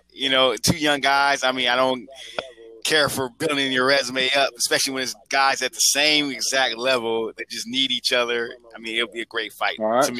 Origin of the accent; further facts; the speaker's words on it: Michigan, United States; she's actually from, you know, my home state.